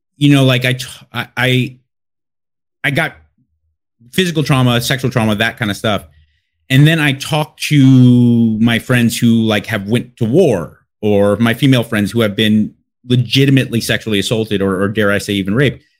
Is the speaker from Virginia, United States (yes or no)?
no; Los Angeles, California, United States; I'm from Los Angeles, born and raised